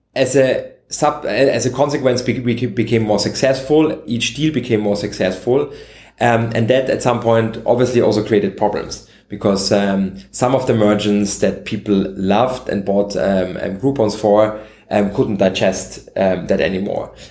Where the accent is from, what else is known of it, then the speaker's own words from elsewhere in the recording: Vienna, Austria; I'm native Austrian. I was born and raised in Vienna